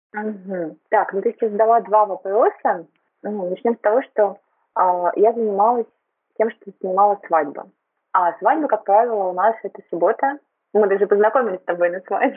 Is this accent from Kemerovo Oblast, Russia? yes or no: no; Tyumen, Tyumen Oblast, Russia; moved away as an adult; now in Moscow, Russia; я родилась в Тюмени, выросла в Тюмени, училась в Тюмени